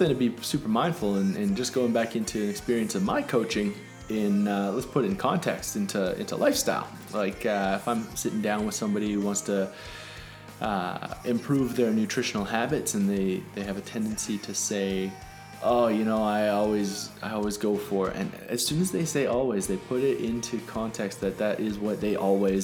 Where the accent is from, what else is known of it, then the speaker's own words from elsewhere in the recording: Canada; I'm Canadian.